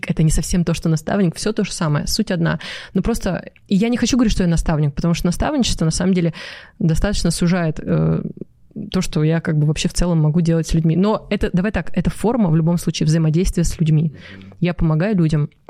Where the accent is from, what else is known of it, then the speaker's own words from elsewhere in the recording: Novokuznetsk, Kemerovo Oblast, Russia; Я из Новокузнецка. И ты там сейчас живешь? Ну, я живу, но вот сейчас мы в Дубай переезжаем пока на время.